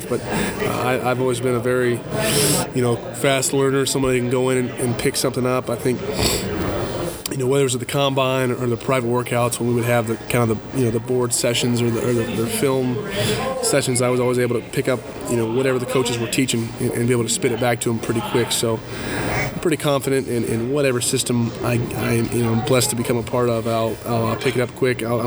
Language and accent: English; Rock Hill, South Carolina, United States; moved away; I'm from Rock Hill, South Carolina